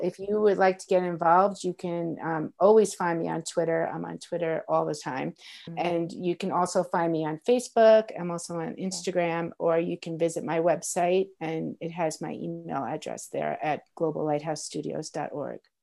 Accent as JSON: {"language": "English", "region": "New York", "country": "United States", "tie": "born or raised there", "moved": "as an adult", "lives_now": "Colorado, United States", "said": "I grew up in New York, and so I worked in New York City"}